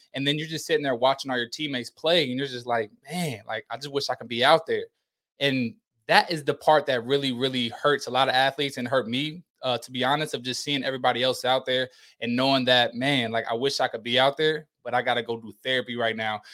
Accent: Indiana, United States; moved away as an adult; also born or lived in Bowling Green, Kentucky; I'm from Indiana

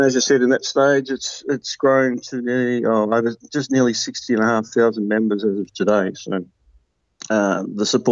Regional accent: Tasmania, Australia; moved away as an adult; now in Victoria, Australia; I grew up in Tasmania, down in the southern part of Australia

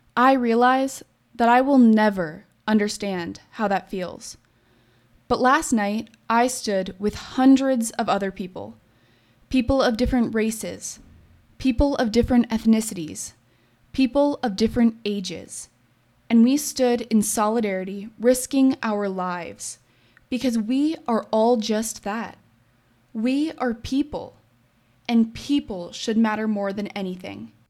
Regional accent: Colorado, United States; I'm still from Colorado

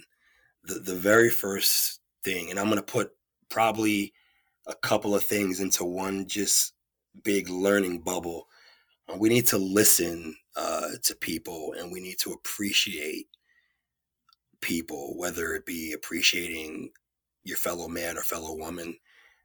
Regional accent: New York City, New York, United States; moved away as an adult; also born or lived in Beverly, Massachusetts; I'm from New York City, originally from Queens, and I'm living in Massachusetts after college.

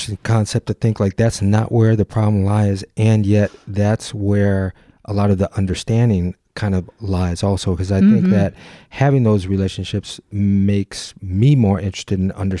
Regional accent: Detroit, Michigan, United States; I mean, I was born in Detroit, and then we moved a little bit to the outer city limits. But it was still a very diverse culture.

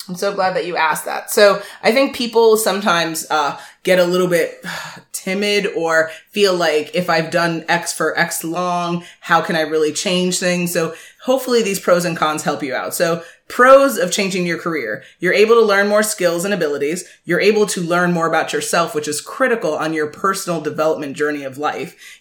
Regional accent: Jamaica; I'm very Jamaican

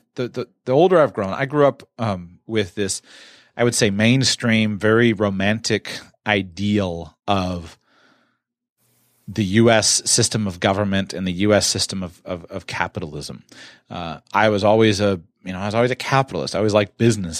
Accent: United States; Growing up in the United States of America

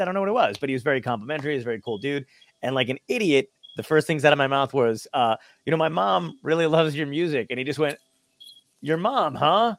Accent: New York City, New York, United States; I was born in Brooklyn as well

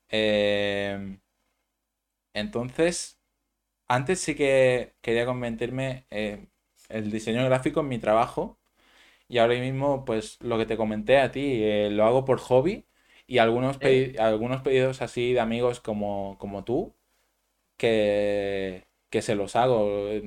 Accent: Manacor, Balearic Islands, Spain; Yo soy de Manacor.

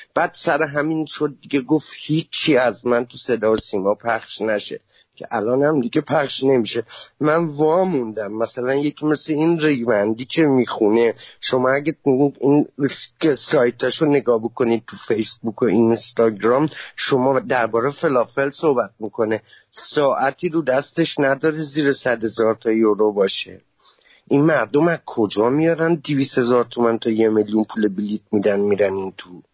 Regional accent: Khuzestan, Iran; من بختیاری هم من مال خوزستانیم

